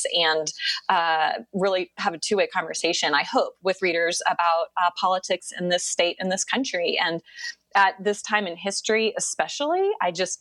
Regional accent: Atlanta, Georgia, United States; also born or lived in Washington, D.C.; I am from Atlanta, and grew up here, went away to school, lived in D.C. for many years

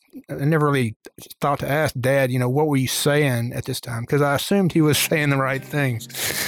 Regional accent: Birmingham, Alabama, United States; I was born in April of 63 in Birmingham

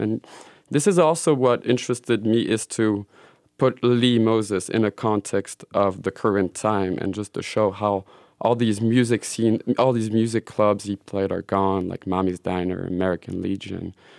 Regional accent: Switzerland; moved away; also born or lived in Belgium; I grew up in Switzerland

